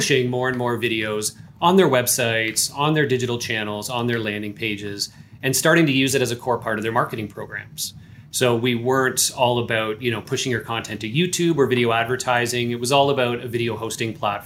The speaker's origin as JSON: {"language": "English", "country": "Canada", "said": "I am Canadian here."}